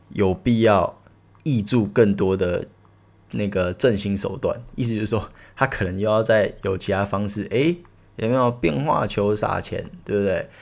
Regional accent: Taiwan; 我们台湾人

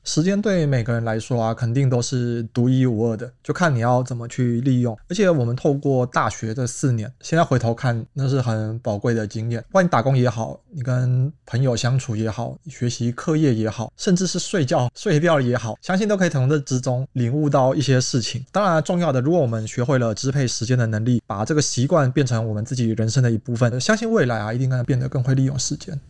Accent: Taichung, Taiwan; moved away as an adult; now in Taipei, Taiwan; 因为我是台中人，然后我后来在台北找工作

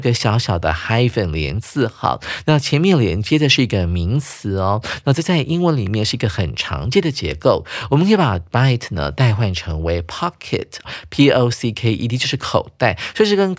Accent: China; 不会像我们中国人是拿来单吃的啊

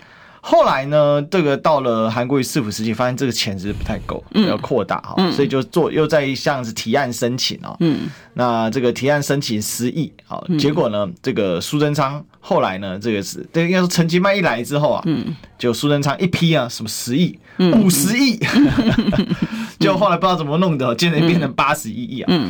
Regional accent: Kaohsiung, Taiwan; 所以我现在不是高雄市民，对，但是我现在我还我始终我就是高雄人嘛

